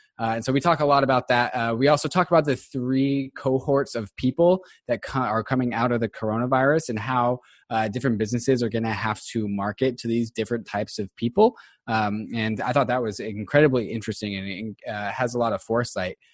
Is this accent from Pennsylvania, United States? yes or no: no; Seattle, Washington, United States; also born or lived in Los Angeles; And I'm from Seattle